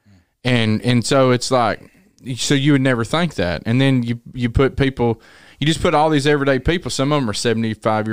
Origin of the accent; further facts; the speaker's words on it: Tennessee, United States; I was from Tennessee